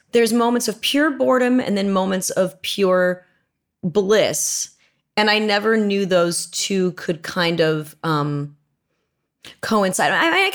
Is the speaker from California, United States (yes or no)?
yes; Manhattan Beach, California, United States; I grew up here. I grew up in Manhattan Beach, which is not